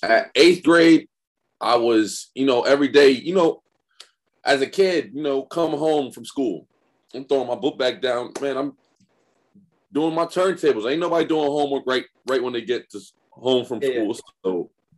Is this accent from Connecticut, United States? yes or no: yes; Connecticut, United States; from Connecticut, born and raised in Connecticut